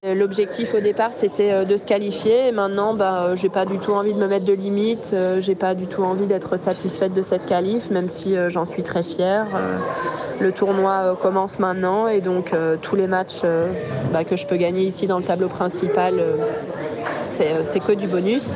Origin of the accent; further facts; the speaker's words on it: Belgium; en tant que Belge